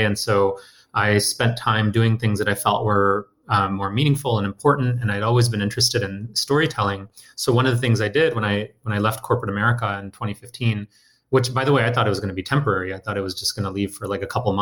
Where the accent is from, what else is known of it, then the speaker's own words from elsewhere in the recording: Detroit, Michigan, United States; also born or lived in India; I was born in India and moved to Detroit, you know, with my family as a kid.